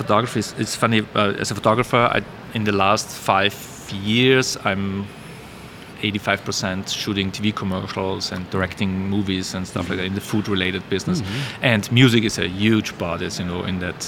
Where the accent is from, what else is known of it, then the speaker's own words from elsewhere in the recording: Austria; moved away; growing up in Austria